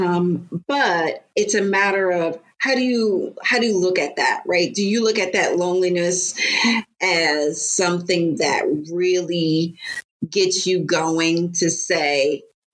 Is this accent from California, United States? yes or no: no; Bridgeport, Connecticut, United States; also born or lived in Monroe, Connecticut; I grew up in Bridgeport, Connecticut.